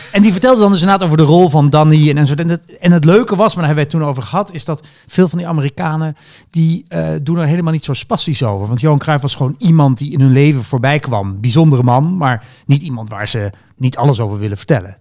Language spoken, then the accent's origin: Dutch; Groningen, Netherlands; moved away; Ik ben opgegroeid in Groningen.